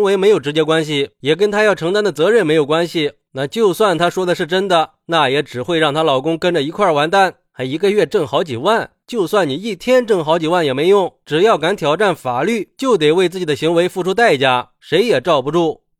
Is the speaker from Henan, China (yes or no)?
no; Shanghai, China; 我想说，作为一个上海人，我很反感呀